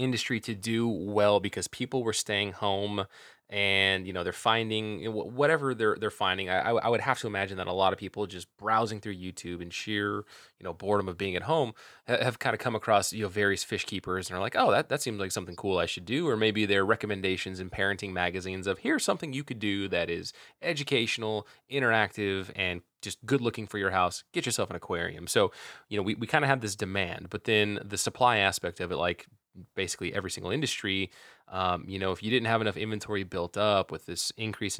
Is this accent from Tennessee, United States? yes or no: no; Northern California, United States; me growing up in Northern California